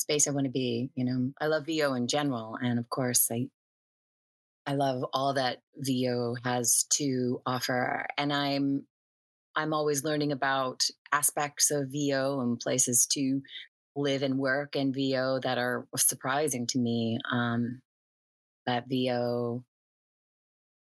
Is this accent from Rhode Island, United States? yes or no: no; New Orleans, Louisiana, United States; now in Los Angeles, United States; I'm in Los Angeles. Yeah, I've been here for a little while now, but you know, I'm originally from New Orleans